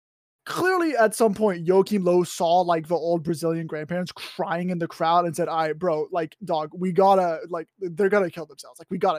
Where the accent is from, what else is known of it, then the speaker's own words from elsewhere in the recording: France; So I was born in France to a French father and a German mother, right?